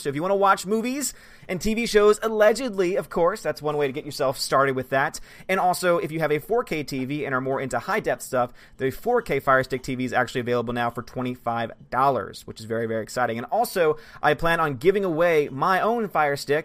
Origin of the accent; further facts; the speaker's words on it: Australia; I'm an Aussie